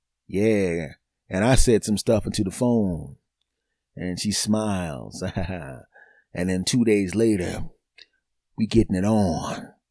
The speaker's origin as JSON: {"language": "English", "town": "Philadelphia", "region": "Pennsylvania", "country": "United States", "said": "Yeah, I'm originally from Philadelphia. I'm living someplace else now, but yeah, I'm here visiting some family."}